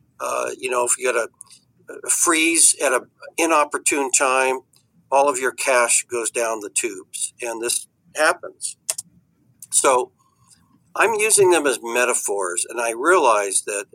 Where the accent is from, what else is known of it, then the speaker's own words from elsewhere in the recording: California, United States; As a Californian